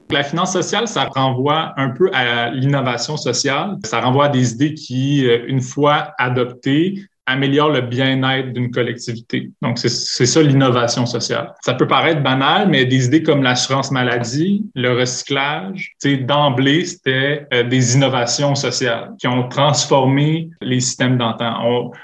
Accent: Montreal, Quebec, Canada; born or raised there; moved away as an adult; now in Quebec City, Canada

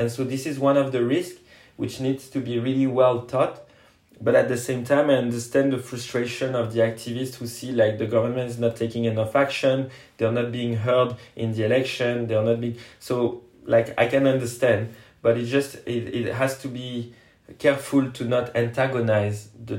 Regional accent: France; And me, I'm just from France, supporting and helping in whatever capacity I can to put pressure on Total.

